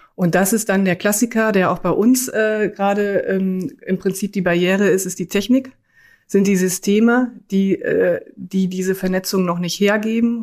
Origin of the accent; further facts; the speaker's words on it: Münsterland, North Rhine-Westphalia, Germany; moved away; also born or lived in Cologne; Ich komme aus dem Münsterland, habe in Münster auch BWL studiert